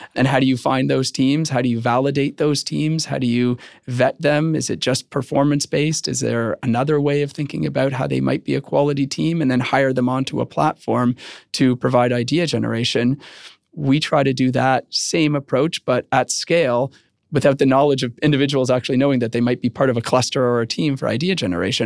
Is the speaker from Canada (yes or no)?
yes; Canada; I am Canadian